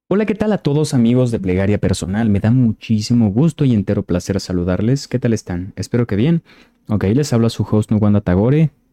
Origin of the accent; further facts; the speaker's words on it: Mexico; yo soy de México